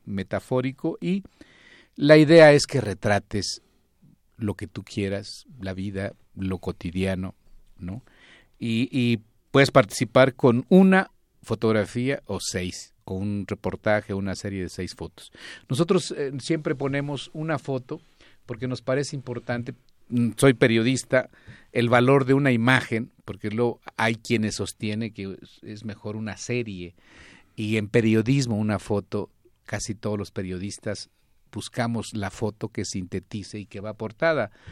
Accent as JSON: {"language": "Spanish", "region": "Zacatecas", "country": "Mexico", "said": "Yo soy de Zacatecas"}